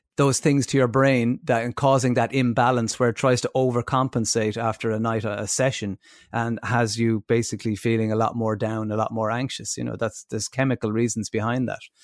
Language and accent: English; Ireland; as Irish people